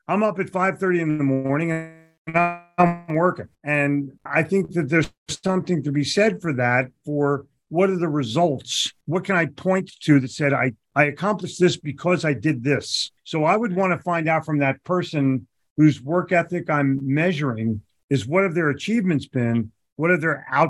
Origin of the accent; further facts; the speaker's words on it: United States; moved away; also born or lived in Charlotte; growing up in Philadelphia, New York